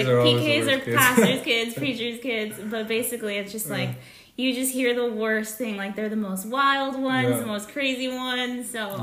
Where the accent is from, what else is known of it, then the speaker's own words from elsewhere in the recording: California, United States; moved away; I grew up in California